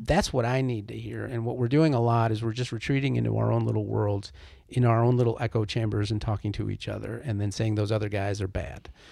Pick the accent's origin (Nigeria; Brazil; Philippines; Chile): Chile; now in United States; I'm an immigrant. I was born in Chile, South America.